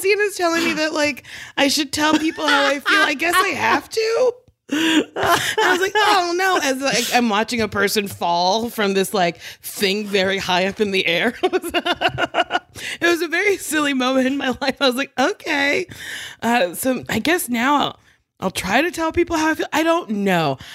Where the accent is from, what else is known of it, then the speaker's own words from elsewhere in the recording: Middletown, New Jersey, United States; also born or lived in New York; now in Los Angeles, United States; Middletown. So, Monmouth County